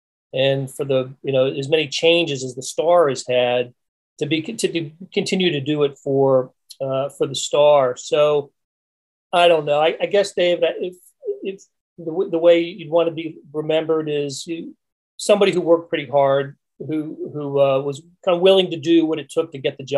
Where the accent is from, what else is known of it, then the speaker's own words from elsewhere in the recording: North Carolina, United States; moved away as an adult; also born or lived in Raleigh, North Carolina / Pennsylvania; now in Kansas City, United States; both of us grew up in North Carolina, and I'm from Pennsylvania, and she lived in other places, we consider Kansas City our home